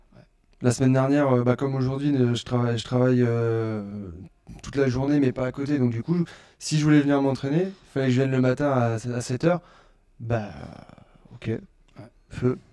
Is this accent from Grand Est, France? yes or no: no; Orléans, Centre-Val de Loire, France; je suis d'Orléans